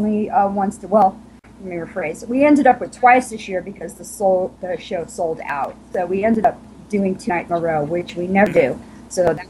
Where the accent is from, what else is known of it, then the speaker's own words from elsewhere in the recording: Long Island, New York, United States; moved away as an adult; now in Virginia, United States; I'm from Long Island